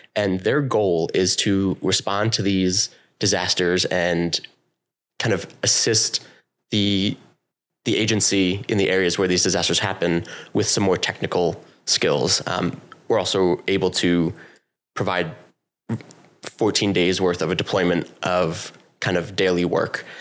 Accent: New York, United States; moved away as an adult; now in Vermont, United States; I come from New York, and I joined, like, the junior corps of the ambulance, and I started running there all throughout, uh, the rest of high school.

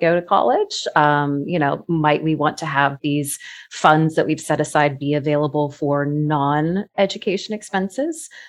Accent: Florida, United States; I was that kid growing up in Florida

